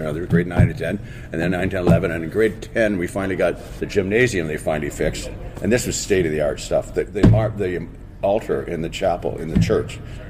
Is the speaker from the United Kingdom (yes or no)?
no; Port Dover, Ontario, Canada; also born or lived in Dublin, Ireland; where we grew up in Port Dover, Ontario, on Lake Erie.